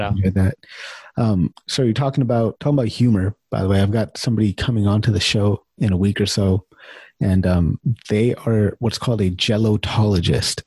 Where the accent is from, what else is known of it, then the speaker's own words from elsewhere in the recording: California, United States; moved away as an adult; also born or lived in Chicago; now in Winnipeg, Canada; when I first moved to Canada, so I'm from California